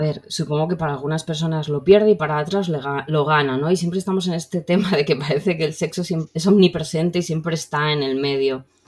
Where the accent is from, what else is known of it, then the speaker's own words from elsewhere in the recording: Valencian Community, Spain; como buena chiqueta valenciana